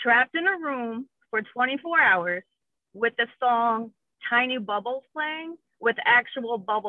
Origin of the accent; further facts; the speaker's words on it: Carteret, New Jersey, United States; now in Jacksonville, United States; Well, I'm originally from Carteret, New Jersey. So I'm a Jersey girl, born and raised.